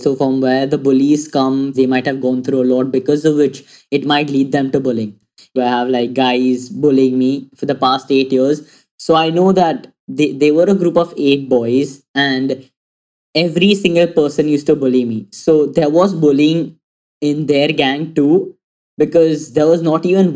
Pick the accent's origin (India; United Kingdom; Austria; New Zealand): India; Mumbai, Maharashtra; I'm 17 years old and I'm from Mumbai.